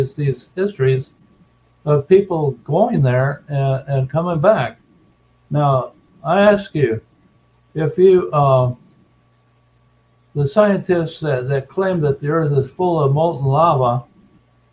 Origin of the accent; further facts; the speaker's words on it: Colonia Juárez, Chihuahua, Mexico; moved away; also born or lived in New Mexico / Phoenix, Arizona; I'm from the American-Mexican colonies of Colonia Juarez in Chihuahua, Mexico